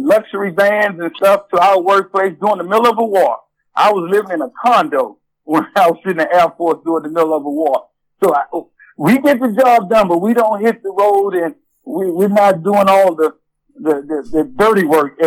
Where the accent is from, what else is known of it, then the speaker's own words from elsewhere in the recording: Galveston, Texas, United States; moved away as an adult; now in Richmond, United States; I'm originally from Galveston, Texas.